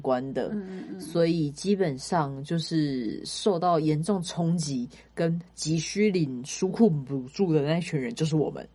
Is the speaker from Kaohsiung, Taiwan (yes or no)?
yes; Kaohsiung, Taiwan; now in Taipei, Taiwan; 因为我是高雄人